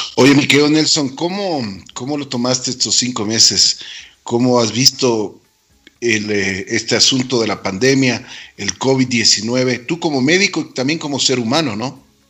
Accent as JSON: {"language": "Spanish", "town": "Quito", "region": "Pichincha", "country": "Ecuador", "said": "nosotros como, como quiteños y como ecuatorianos"}